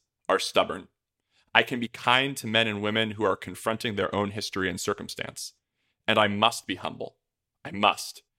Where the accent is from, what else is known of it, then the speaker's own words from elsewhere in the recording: New York, United States; my home state of New York